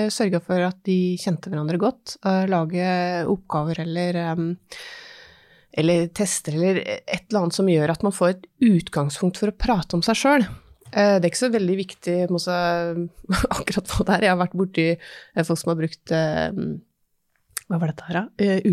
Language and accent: Norwegian; Innlandet, Norway; Jeg er jo fra Hedmarken sjøl.